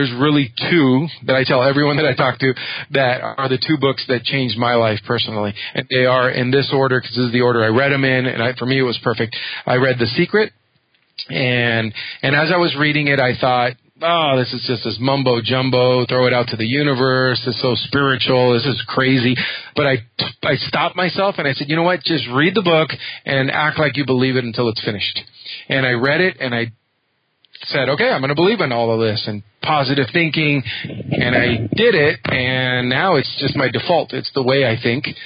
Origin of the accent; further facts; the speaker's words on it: United States; also born or lived in Havana, Cuba / San Francisco area / Los Angeles; I grew up in the United States